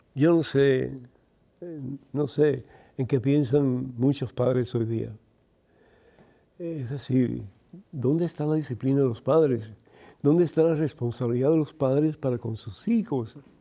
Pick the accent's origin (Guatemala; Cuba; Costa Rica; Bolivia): Cuba; Yo soy de Cuba